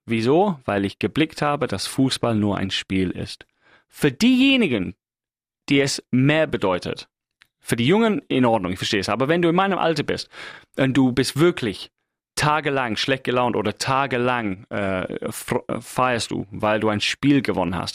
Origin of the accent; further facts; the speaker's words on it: England, United Kingdom; German is a second language; now in Germany; Ich bin Engländer.